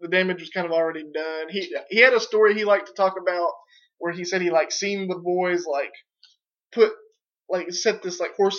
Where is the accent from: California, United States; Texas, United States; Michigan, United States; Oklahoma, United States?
Oklahoma, United States; accent: Oklahoma mouth; we have Oklahoma mouth.